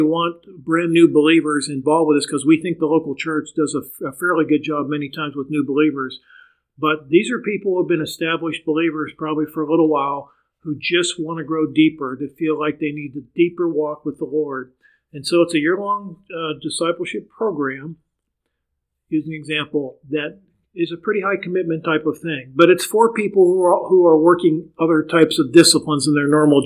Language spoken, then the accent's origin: English; Pittsburgh, Pennsylvania, United States; now in Charlotte, United States; I'm from Pittsburgh originally